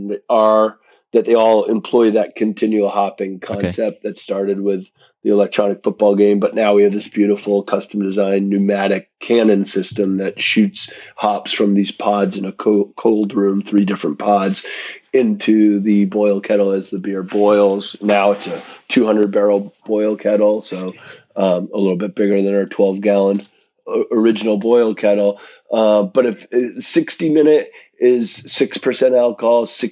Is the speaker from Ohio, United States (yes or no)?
no; Western Massachusetts, United States; I grew up in Western Massachusetts, but my folks had a summer cabin on an island in Maine.